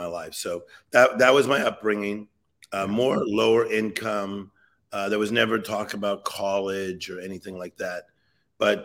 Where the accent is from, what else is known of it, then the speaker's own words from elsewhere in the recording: Compton, California, United States; So I'm from Los Angeles, California. The city of Compton, California.